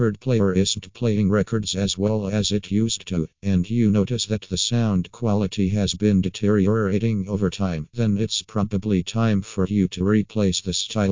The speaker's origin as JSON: {"language": "English", "country": "Ukraine", "said": "from Ukraine."}